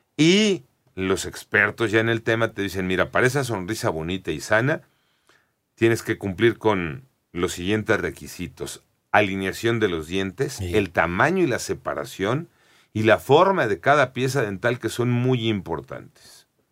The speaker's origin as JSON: {"language": "Spanish", "country": "Mexico"}